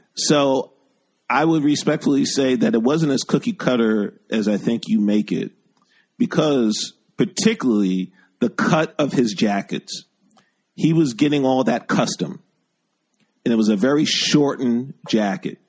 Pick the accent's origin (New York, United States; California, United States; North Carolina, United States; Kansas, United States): New York, United States; New York City; also born or lived in West Village / Bronx / Brooklyn; I'm native New Yorker as well.